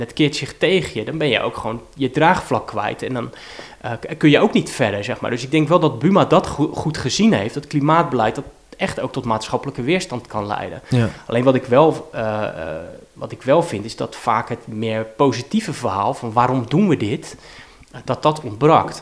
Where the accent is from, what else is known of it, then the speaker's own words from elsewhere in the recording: Rotterdam, South Holland, Netherlands; ik ben geboren in Vreewijk en heb in Lombardije gewoond. Eh, en nog op een andere plek. Ik heb in Feyenoord ook nog gewoond. Dus ik heb op een heel aantal plekken in, in Rotterdam-Zuid gewoond